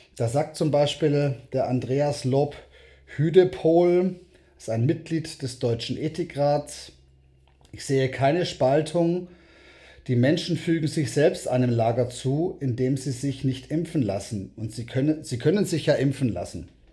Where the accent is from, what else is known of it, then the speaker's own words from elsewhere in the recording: South Africa; now in Germany; ich bin selber in Südafrika geboren